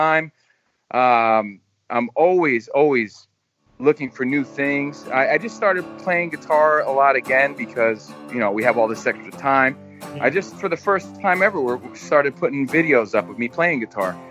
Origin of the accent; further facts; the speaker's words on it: New York, United States; also born or lived in New Jersey; I grew up in New York